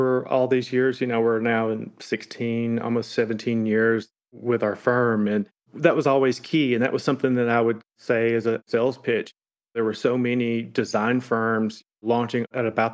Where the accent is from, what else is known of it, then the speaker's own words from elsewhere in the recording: the South, United States; now in Florence, United States; we're obviously from the South